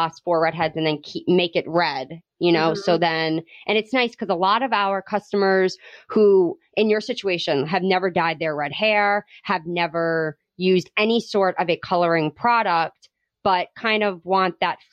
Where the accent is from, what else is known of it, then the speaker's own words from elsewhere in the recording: Rhode Island, United States; Adrian and I grew up in Rhode Island